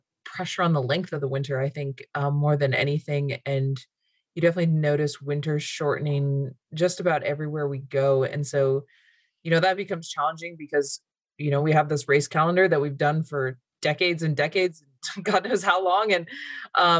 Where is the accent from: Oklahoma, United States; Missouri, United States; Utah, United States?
Utah, United States; moved away as an adult; now in Alaska, United States; I grew up in the West in Utah